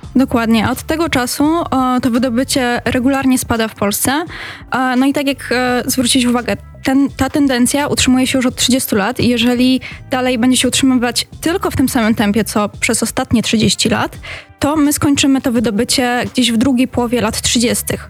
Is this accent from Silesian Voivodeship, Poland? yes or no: yes; Katowice, Silesian Voivodeship, Poland; pochodzę z Katowic